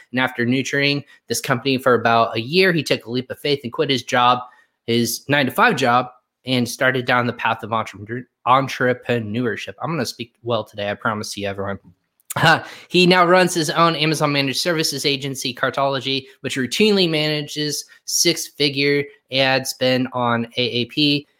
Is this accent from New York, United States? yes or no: no; Indiana, United States; also born or lived in Virginia; I used to live in Virginia and I said I was from Indiana